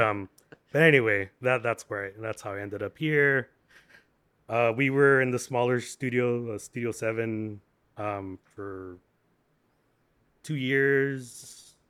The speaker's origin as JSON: {"language": "English", "town": "Santa Ana", "region": "California", "country": "United States", "tie": "born or raised there", "lives_now": "Long Beach, United States", "said": "born and bred in Santa Ana"}